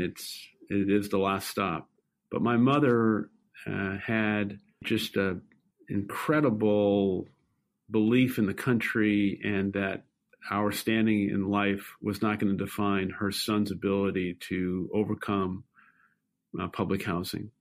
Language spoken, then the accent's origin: English; New York City, New York, United States; I grew up in Brooklyn, New York, and uh, lived uh, most of my young adolescent and teenage life in public housing